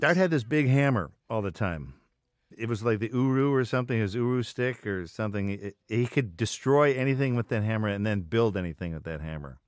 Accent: the North, United States; as a Northerner

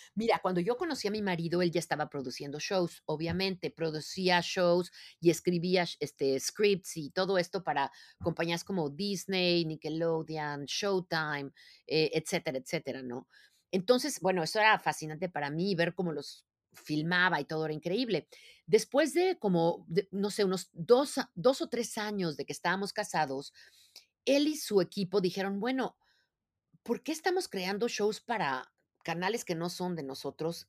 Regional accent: Mexico City, Mexico; moved away as an adult; now in United States; cómo empecé mi vida, ¿no? Que fue en la Ciudad de México. Yo soy mexicana de nacimiento

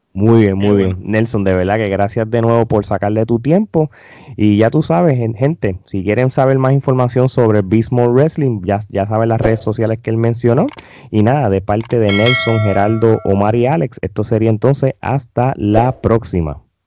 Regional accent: Puerto Rico; uno como puertorriqueño

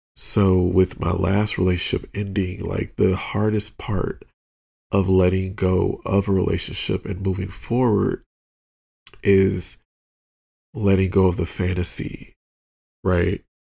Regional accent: outside of Detroit, Michigan, United States; a little gay black boy growing up outside of Detroit

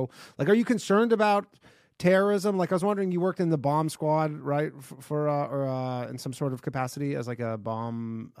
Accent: Canada; now in New York City, United States; I live in New York City. I'm just from Canada.

